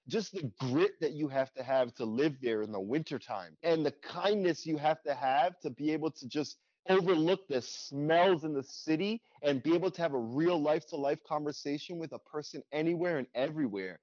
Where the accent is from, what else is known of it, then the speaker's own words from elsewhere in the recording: New York, United States; moved away as an adult; now in Hawaii, United States; growing up in New York my whole life and having moved out here to Hawaii in seven years ago now, since I graduated college